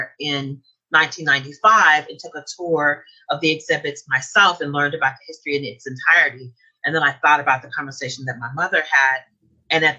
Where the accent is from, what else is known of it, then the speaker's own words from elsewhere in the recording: Tulsa, Oklahoma, United States; I was born and raised in Tulsa.